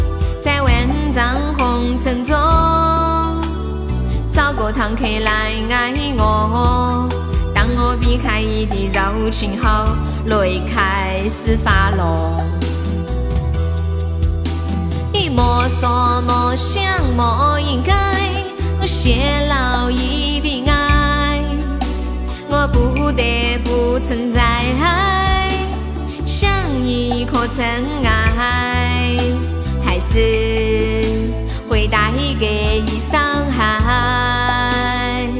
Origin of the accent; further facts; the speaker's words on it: Sichuan, China; accent: Sichuanese; 我是四川的，他们喊我用四川话直播